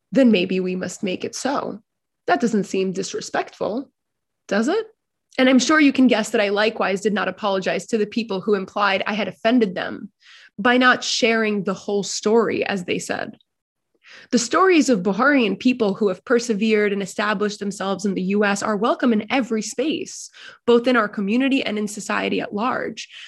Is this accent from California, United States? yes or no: no; New York City, New York, United States; growing up in larger American New York City society